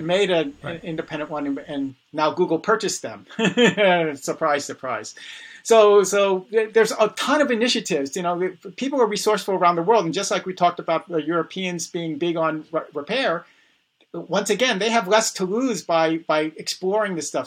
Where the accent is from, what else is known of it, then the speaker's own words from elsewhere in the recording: New York City, New York, United States; I was born in the Bronx